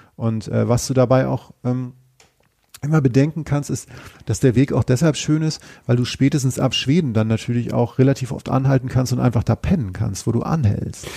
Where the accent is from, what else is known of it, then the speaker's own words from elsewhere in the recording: Northern Germany, Germany; now in Cologne, Germany; ich aus Norddeutschland stamme